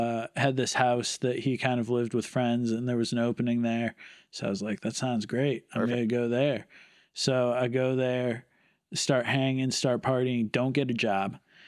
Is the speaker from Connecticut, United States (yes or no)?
yes; Southington, Connecticut, United States; Southington, Connecticut. It's like okay. Central Connecticut, kind of halfway between, Hartford and New Haven.